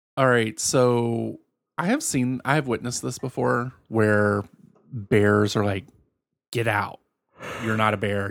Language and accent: English; Virginia, United States; born or raised there; moved away